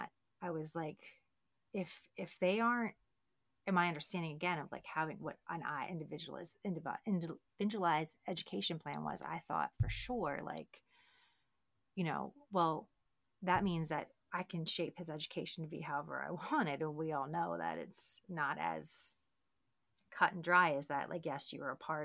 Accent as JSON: {"language": "English", "town": "Baltimore", "region": "Maryland", "country": "United States", "moved": "yes", "lives_now": "Texas, United States", "said": "I'm from Baltimore and Johns Hopkins"}